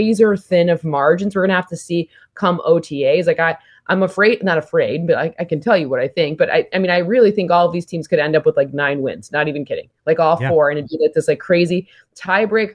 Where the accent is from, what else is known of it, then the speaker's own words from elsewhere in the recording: Michigan, United States; I'm from Michigan